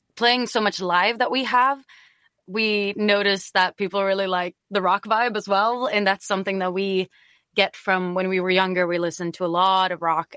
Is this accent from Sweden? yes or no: yes; Stockholm, Stockholm County, Sweden; also born or lived in Green Bay, Wisconsin; I'm originally from Stockholm, Sweden, and when I was 17, I was an exchange student